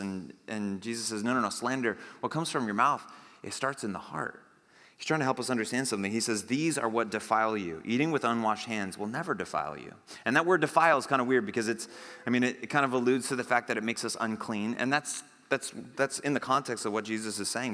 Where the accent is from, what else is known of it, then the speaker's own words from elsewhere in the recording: United States; I'm an American